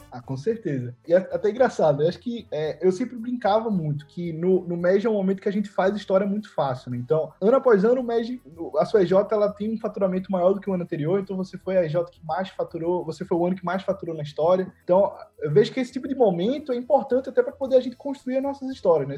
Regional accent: Recife, Pernambuco, Brazil; sou aqui de Recife

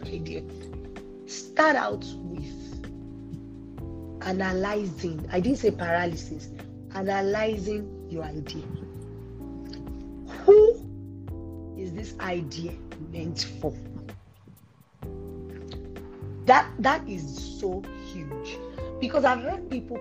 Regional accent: Nigeria; I'm Nigerian

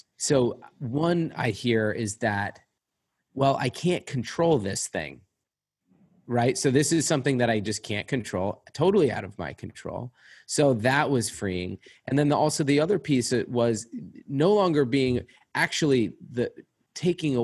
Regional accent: Newton, Massachusetts, United States; I'm from Newton, Mass. I remember, growing up, the Hancock building

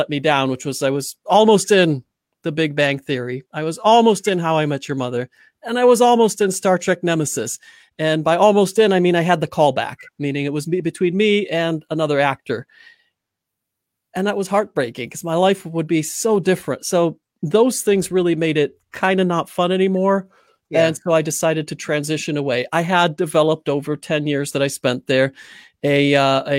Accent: United States; moved away as an adult; also born or lived in Chicago / Hollywood / Paris; now in Beeston, United Kingdom; I was raised in the United States of America

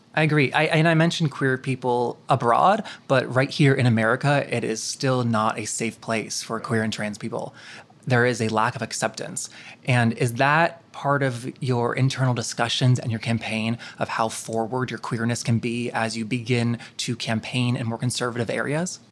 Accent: North Carolina, United States; now in Los Angeles, United States; Now, I live in L A, but I'm a Southerner. I'm from North Carolina, and when I go home

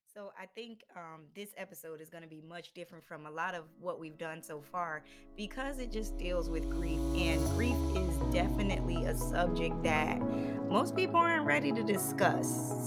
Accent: Philadelphia, Pennsylvania, United States; a kid growing up in Philadelphia

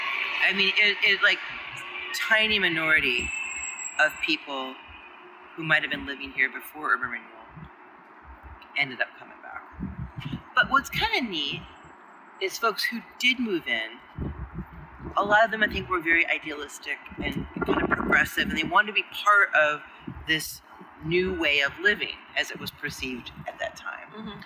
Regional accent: Connecticut, United States; also born or lived in Atlanta; now in Washington, United States; But so what was cool about when I moved to Atlanta from New England, from Connecticut.

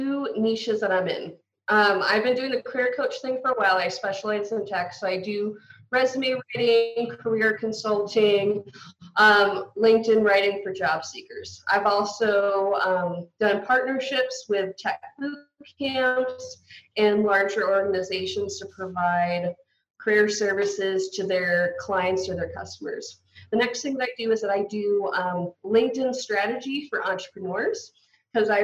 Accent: United States; I'm from the States

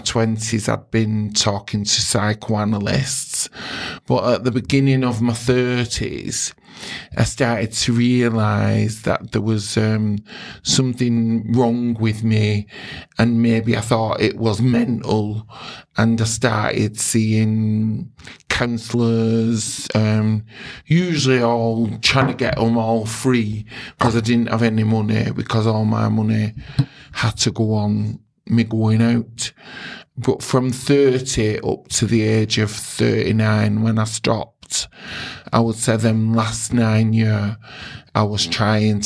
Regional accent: Oldham, North West England, United Kingdom; I'm from Oldham. I was born and bred in Oldham

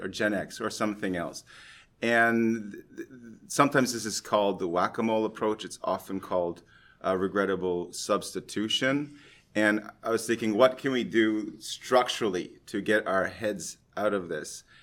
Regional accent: Canada; now in Norway; I'm a Canadian who's been transplanted in Norway

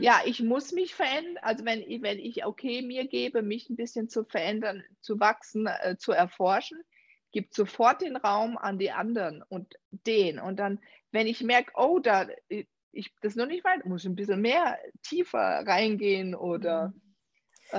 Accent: Germany; Unsere deutsche Sprache

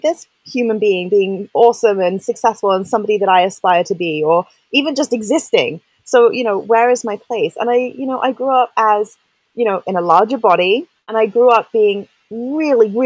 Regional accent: England, United Kingdom; I grew up in England

